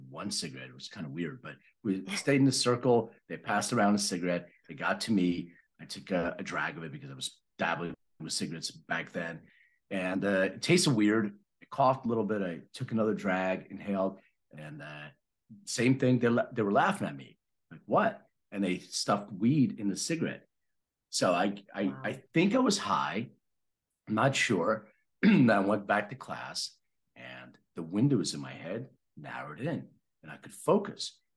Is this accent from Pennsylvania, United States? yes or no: yes; Philadelphia, Pennsylvania, United States; moved away; I'm from Philadelphia originally.